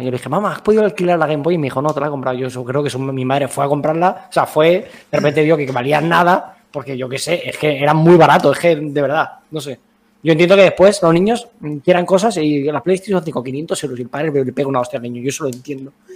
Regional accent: Alicante, Valencian Community, Spain; nosotros, por ejemplo, somos de Alicantes

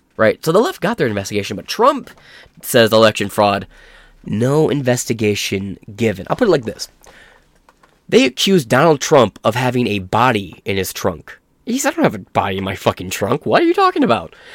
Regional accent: Michigan, United States; also born or lived in Ohio; I'm from Michigan. I stay in the Maiho area, which is, like, the Michigan, Ohio.

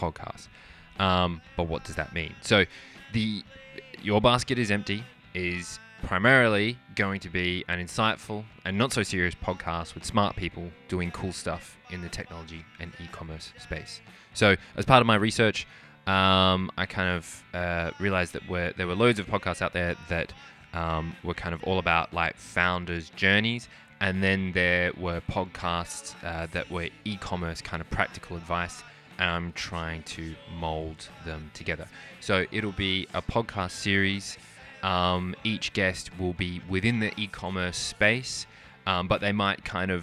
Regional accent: Australia; moved away as an adult; So I'm half Australian, half Irish. I grew up in Australia

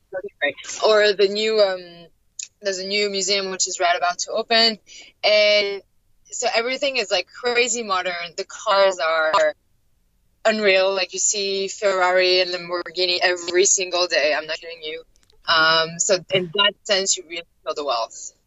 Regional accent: Paris, Île-de-France, France; moved away as an adult; also born or lived in Doha, Qatar; now in Los Angeles, United States; I, am French. I'm originally from Paris, but I've been living um, in like I think five or six cities uh, and countries in the last like five years.

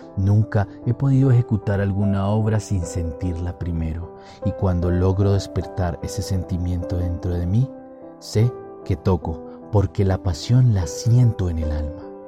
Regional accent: Colombia; estoy grabando este podcast en mi país, Colombia

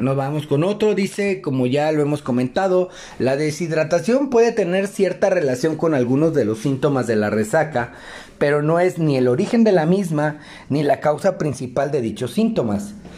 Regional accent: Mexico; nosotros tenemos la costumbre como buenos mexicanos

